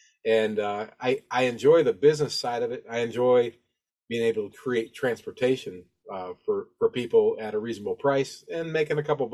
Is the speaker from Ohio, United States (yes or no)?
yes; Toledo, Ohio, United States; moved away; also born or lived in the South; I'm originally from Toledo, Ohio, and so my family's up there